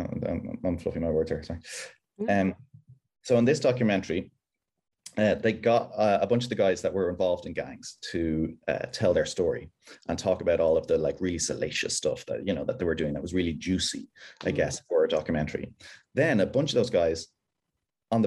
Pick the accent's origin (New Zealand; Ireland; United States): Ireland; now in United Kingdom